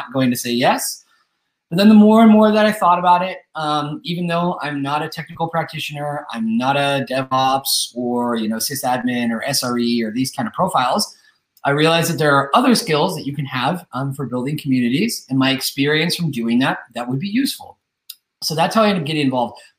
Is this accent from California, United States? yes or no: yes; Northern California, United States; moved away as an adult; now in Spain; I've been living in Spain for the last 10 years, but I'm originally from the United States. I'm originally from Northern California